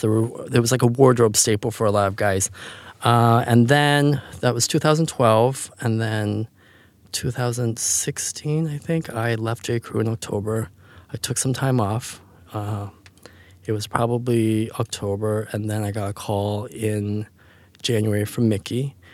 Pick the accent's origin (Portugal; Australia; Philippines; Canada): Canada; moved away; I grew up in Canada and, uh, I come from a very small family